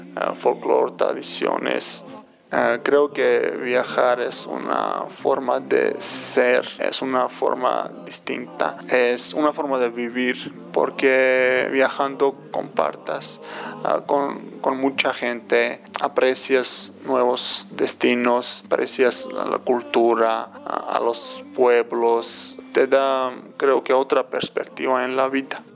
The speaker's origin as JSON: {"language": "Spanish", "town": "Tbilisi", "country": "Georgia", "second_language": "Spanish", "moved": "as an adult", "lives_now": "Mexico", "said": "Soy de Tbilisi"}